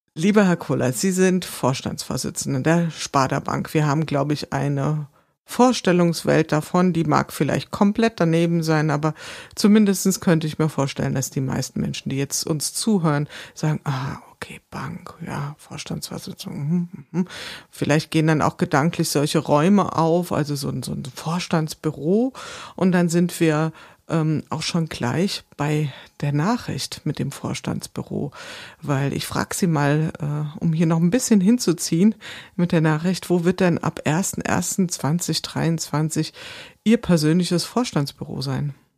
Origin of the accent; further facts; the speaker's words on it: Wiesbaden, Hesse, Germany; ich komme aus Wiesbaden